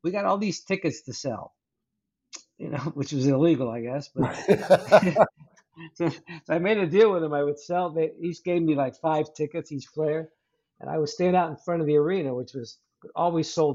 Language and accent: English; Cincinnati, Ohio, United States; I was born in Cincinnati, Ohio, and I played basketball in high school.